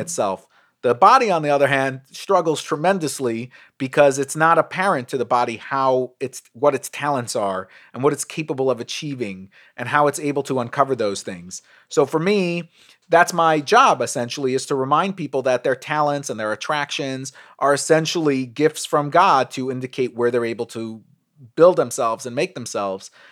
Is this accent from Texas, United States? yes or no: no; New York City, New York, United States; I grew up in Brooklyn.